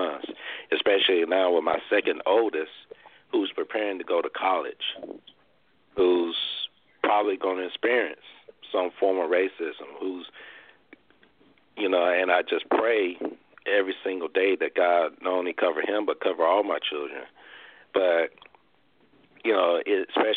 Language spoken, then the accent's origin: English; Arkansas, United States; my hometown in Arkansas